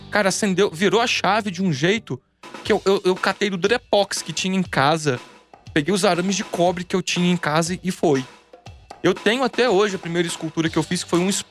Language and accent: Portuguese; Tremembé, São Paulo, Brazil; Eu sou de Tremembé, cidadezinha dos presídios.